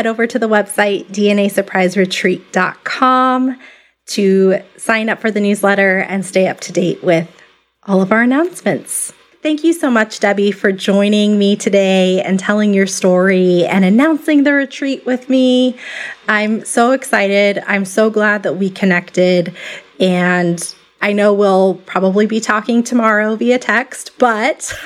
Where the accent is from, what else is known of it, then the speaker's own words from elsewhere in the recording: Tucson, Arizona, United States; my hometown of Tucson, Arizona